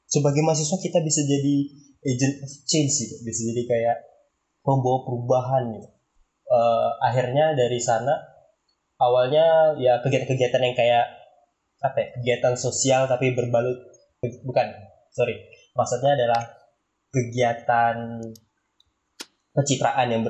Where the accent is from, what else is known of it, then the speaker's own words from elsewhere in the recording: Pontianak, West Kalimantan, Indonesia; Perkenalkan nama nama aku …, asalnya dari kota Pontianak.